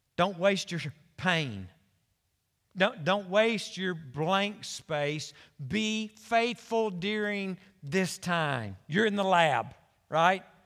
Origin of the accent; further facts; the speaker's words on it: Conway, United States; I was born and raised in Conway